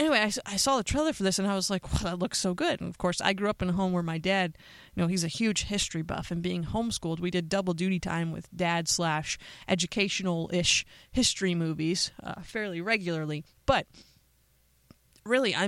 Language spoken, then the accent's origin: English; Pennsylvania, United States; now in Las Vegas, United States; currently, I live in Las Vegas, but I'm originally from Pennsylvania